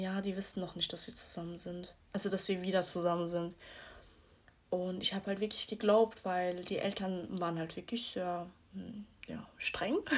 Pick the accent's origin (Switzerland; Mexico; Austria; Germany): Switzerland; ich bin 18, ich komme aus der Schweiz.